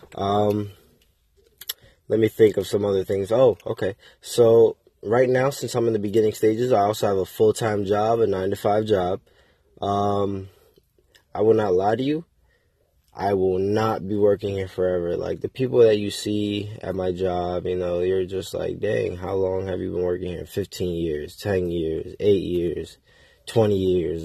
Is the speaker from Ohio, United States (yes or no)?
no; Waterbury, Connecticut, United States; also born or lived in South Carolina; So I'm from Connecticut. I'm from Waterbury, Connecticut, to be exact. Uh, it's from the, I'm from the hood.